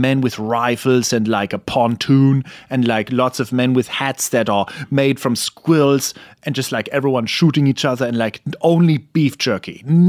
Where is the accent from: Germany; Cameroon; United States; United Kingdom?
Germany; moved away; I'm from Germany, so I like the cold.